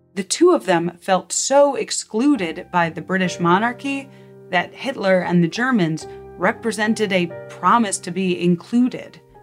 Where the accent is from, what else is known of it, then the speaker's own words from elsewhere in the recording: United States; I'm an American